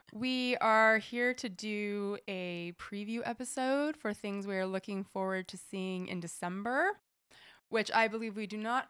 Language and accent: English; Salt Lake City, Utah, United States; now in New York City, United States; That's my hometown